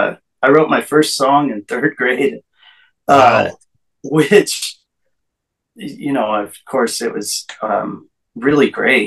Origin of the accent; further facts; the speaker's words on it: Montana, United States; born there; Well, I was born in Montana, and I just moved to Kentucky a year ago.